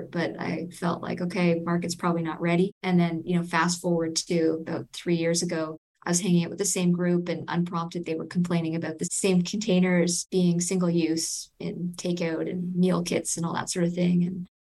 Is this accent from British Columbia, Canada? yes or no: no; Toronto, Ontario, Canada; I'm from Toronto and we started in Toronto